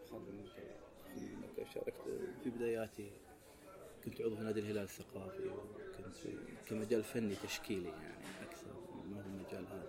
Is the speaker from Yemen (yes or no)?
no; Saudi Arabia; احنا كسعوديين